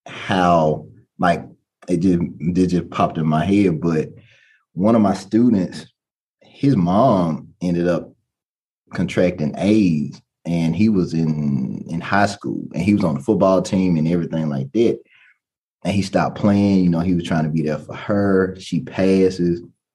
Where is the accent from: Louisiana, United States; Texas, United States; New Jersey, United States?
Louisiana, United States; Baton Rouge; born there; also born or lived in New Orleans / Lafayette; I was born in Baton Rouge, Louisiana. So I used to have my accent. I don't have it anymore.